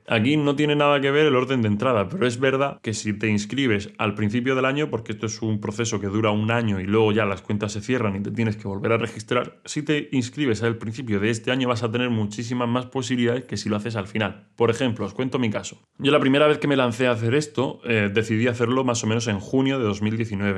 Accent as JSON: {"language": "Spanish", "region": "Region of Murcia", "country": "Spain", "said": "soy murciano"}